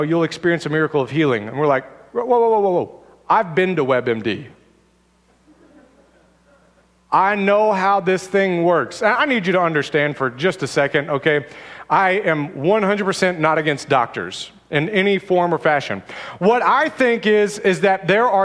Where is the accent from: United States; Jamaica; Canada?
United States